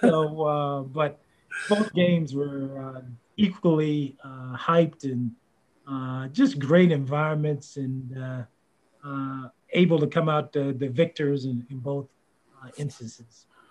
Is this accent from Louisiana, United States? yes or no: no; Virginia, United States; growing up in Virginia